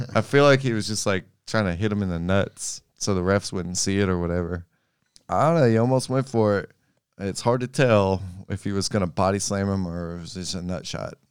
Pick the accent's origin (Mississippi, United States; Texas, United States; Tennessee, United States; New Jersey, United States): Tennessee, United States; Memphis